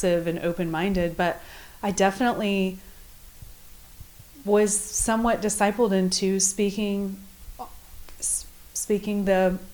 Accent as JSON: {"language": "English", "region": "Midwest", "country": "United States", "tie": "born or raised there", "said": "I was brought up in the Midwest"}